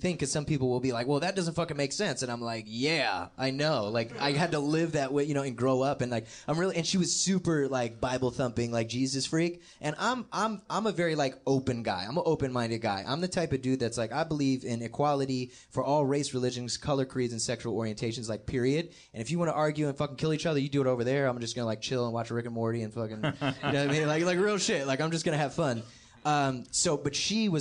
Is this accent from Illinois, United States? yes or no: no; Gaithersburg, Maryland, United States; born or raised there